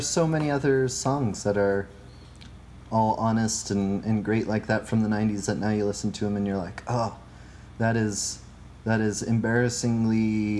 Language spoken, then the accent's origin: English; Medford, Oregon, United States; moved away as an adult; also born or lived in Washington / Ohio; Medford, Oregon, which is where I'm from.